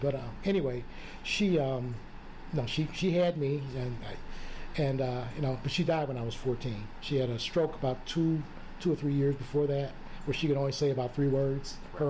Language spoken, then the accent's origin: English; St. Louis, Missouri, United States; moved away as an adult; also born or lived in Columbia, Missouri / Florida; now in Aurora, United States; I grew up in the St. Louis area and went to school in Columbia, Missouri.